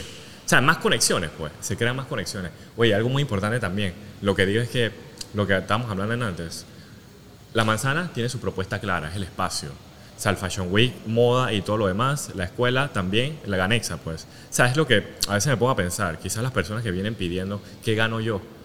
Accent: Panama; moved away; also born or lived in Asia; como panameño

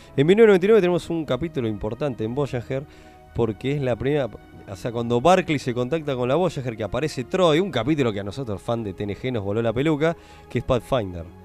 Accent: Argentina; venimos de Argentina

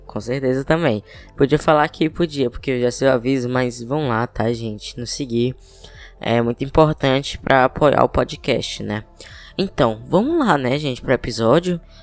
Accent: Teresina, Piauí, Brazil; eu sou de Teresina Piauí

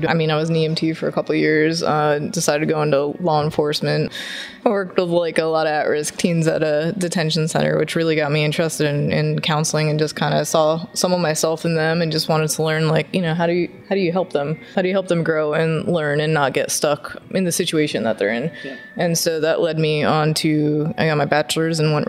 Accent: New Jersey, United States; also born or lived in Pennsylvania; now in Virginia, United States; I grew up in New Jersey. I lived in Pennsylvania for a couple of years and migrated south to Virginia eventually. That's where I've landed up now.

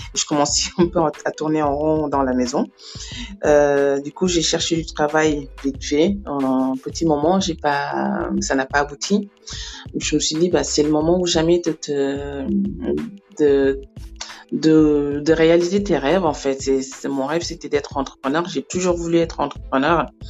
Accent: Senegal; moved away as an adult; now in Libreville, Gabon; je suis sénégalaise

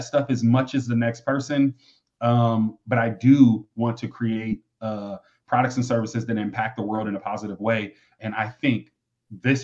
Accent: Michigan, United States; I grew up in Michigan

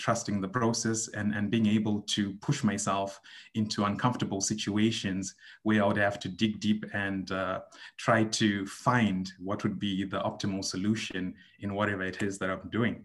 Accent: Zimbabwe; moved away as an adult; now in Shanghai, China; I am from Zimbabwe. It's a small country in Southern Africa. I basically grew up there

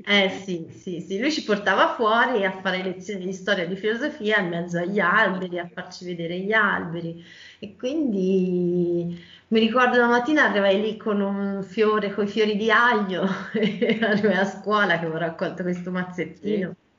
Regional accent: Val d'Orcia, Tuscany, Italy; per motivi personali sono tornata nella mia terra, un Val d'Orcia

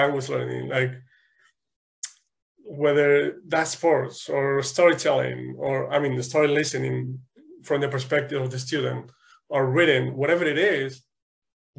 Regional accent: Spain; English is a second language; moved away; in Spain, I think we started learning English at age 5

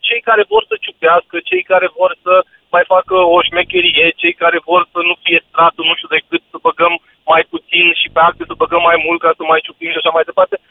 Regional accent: Bihor County, Romania; Eu sunt din Bihor

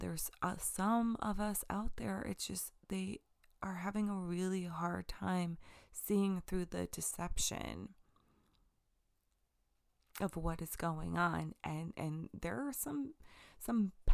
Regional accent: Long Island, New York, United States; I'm from Long Island

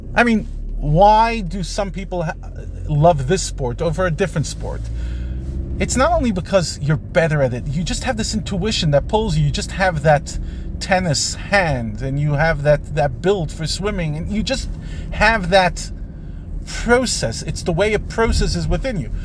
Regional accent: United States; I'm an American

